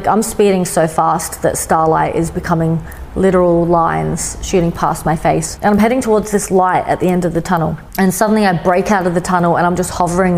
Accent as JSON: {"language": "English", "town": "Adelaide", "region": "South Australia", "country": "Australia", "tie": "born or raised there", "also_born_or_lived": "Sydney", "said": "I was in my hometown of Adelaide"}